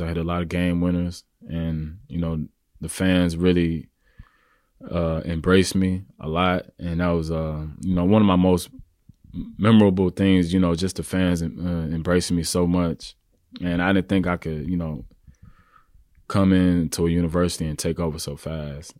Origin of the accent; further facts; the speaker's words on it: Houston, Texas, United States; moved away as an adult; also born or lived in Kansas / New York; I'm originally from Houston, Texas, uh, born and raised